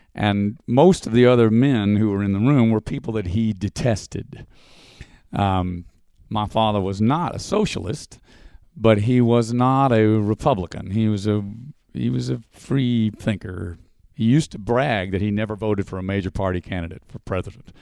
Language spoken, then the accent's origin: English; Dallas, Texas, United States; moved away; Dallas, which is my hometown